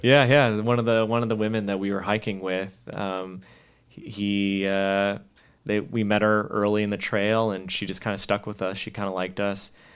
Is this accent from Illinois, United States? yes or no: yes; Chicago, Illinois, United States; moved away as an adult; now in Monterey, United States; I brought her to Chicago just, you know, show the hometown